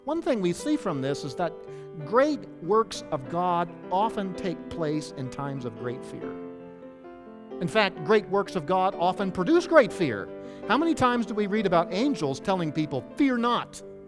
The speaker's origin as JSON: {"language": "English", "country": "United States", "tie": "born or raised there", "moved": "yes", "lives_now": "Anaheim, United States", "said": "I grew up in the Chesapeake Bay area"}